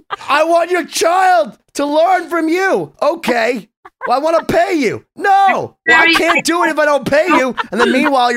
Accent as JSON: {"language": "English", "country": "United States", "said": "I'm an American Jew"}